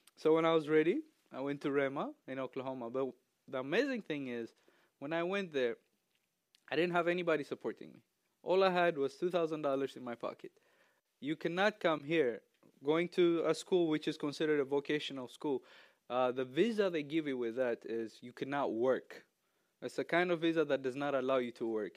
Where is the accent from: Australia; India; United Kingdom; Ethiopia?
Ethiopia; English is a second language; moved away as an adult; now in United States; I'm from Ethiopia